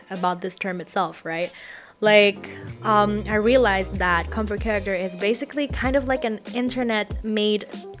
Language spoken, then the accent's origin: English; Indonesia; first language Indonesian; English is a second language; my native language, in Bahasa Indonesia